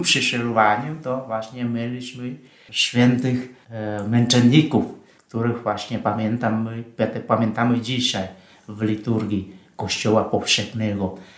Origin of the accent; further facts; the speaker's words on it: Vietnam; Polish is a second language; moved away as an adult; also born or lived in Russia / Poland; now in Rome, Italy; Ja jestem franciszkaninem e, z Wietnamu